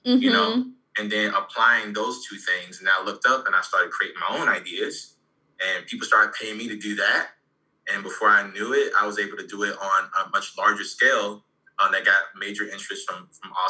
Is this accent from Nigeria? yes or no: no; Savannah, Georgia, United States; now in Orlando, United States; I'm originally from Savannah, Georgia. I reside in Orlando, Florida